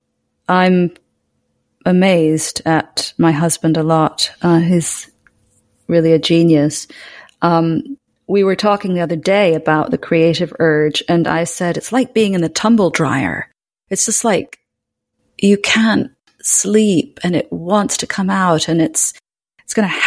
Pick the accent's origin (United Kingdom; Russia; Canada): United Kingdom; Scotland; I was brought up in Scotland